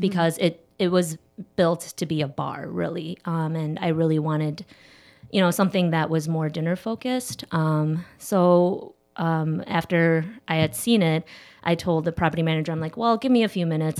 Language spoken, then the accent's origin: English; Schaumburg, Illinois, United States; also born or lived in Chicago; not too far from here out in Schaumburg, uh, but I've been living in the city of Chicago since I was seventeen